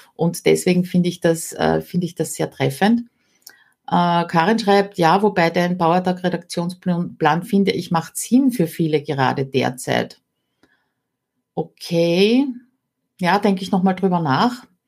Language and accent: German; Austria; bei uns in Österreich